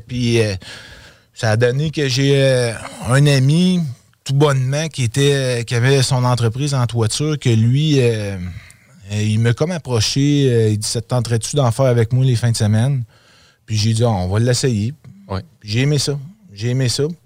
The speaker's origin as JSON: {"language": "French", "town": "Quebec City", "region": "Quebec", "country": "Canada", "tie": "born or raised there", "also_born_or_lived": "Outaouais", "said": "je suis un gars de Québec. Dans le fond, j'ai grandi à Québec. Je suis né à Québec. Euh, moi, dans le fond, euh, j'ai été dans le l'Outaouais dans mon adolescence"}